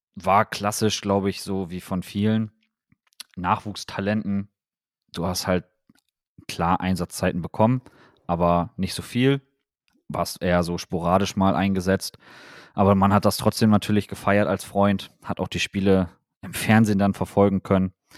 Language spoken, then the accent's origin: German; Wilhelmshaven, Lower Saxony, Germany; bei uns in Wilhelmshaven damals